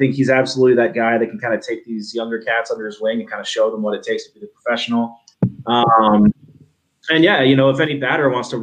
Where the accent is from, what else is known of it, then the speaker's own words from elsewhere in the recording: Chicago, Illinois, United States; I grew up in Chicago